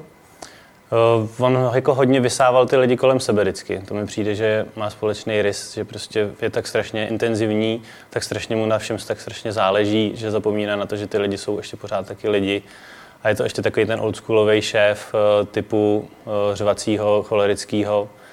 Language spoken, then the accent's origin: Czech; Prague, Czechia; jsem ze Strašnice